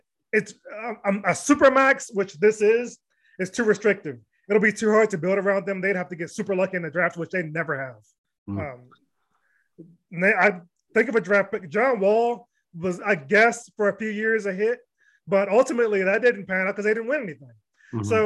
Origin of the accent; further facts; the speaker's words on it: Washington, District of Columbia, United States; moved away as an adult; I'm one of the few from that area that was actually born in DC proper. And I have love for my actual hometown